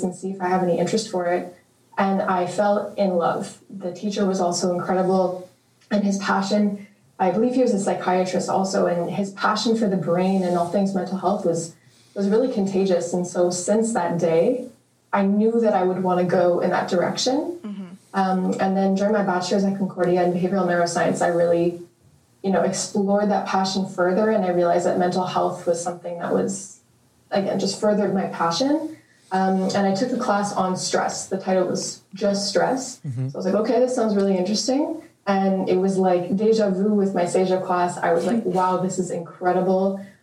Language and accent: English; Saint-Lazare, Quebec, Canada; moved away as an adult; now in Montreal, Canada; I'm from Montreal. I was born and raised in Saint-Lazare.